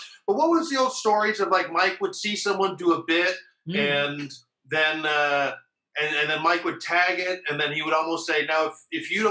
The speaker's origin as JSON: {"language": "English", "country": "Canada", "tie": "born or raised there", "said": "growing up in Canada"}